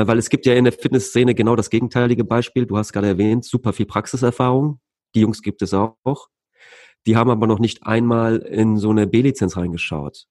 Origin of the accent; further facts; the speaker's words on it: Leverkusen, North Rhine-Westphalia, Germany; Bei uns in Leverkusen